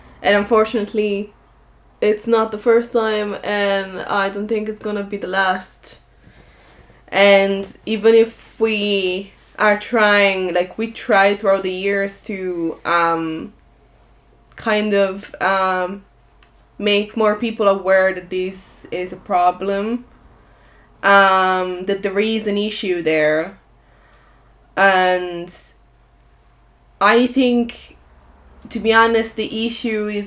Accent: Italy; now in Ireland

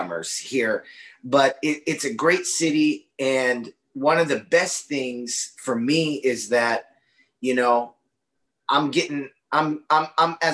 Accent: Austin, Texas, United States; I'm from Austin, Texas, which is sister, brother, gender neutral cities of Portland

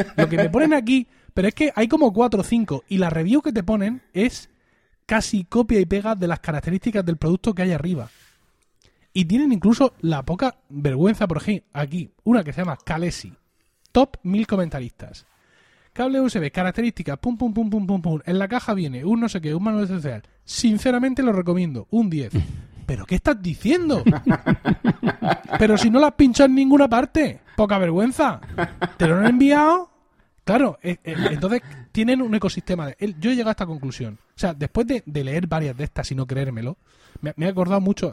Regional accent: Blanca, Region of Murcia, Spain; mi pueblo de 6.000 habitantes teníamos un corresponsal de La Verdad, de La Verdad que es el principal diario de la región

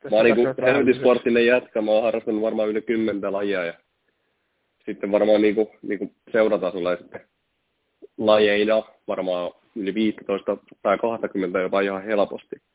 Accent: Lappeenranta, South Karelia, Finland; Kun mähän myönnän, tai tykkään sanoa, että olen Lappeenrannasta. Tuohan mä nyt aina Koskissa niin kuin melkein asunut.

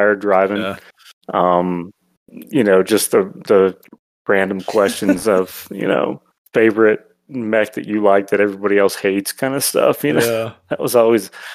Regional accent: Indianapolis, Indiana, United States; moved away; I'm from Indianapolis originally

